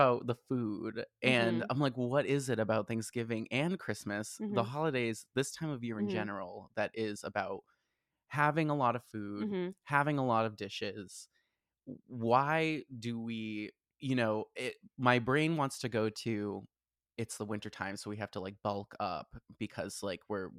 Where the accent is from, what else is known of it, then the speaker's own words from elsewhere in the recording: Boston, Massachusetts, United States; moved away; growing up in Boston, it was very much more wintry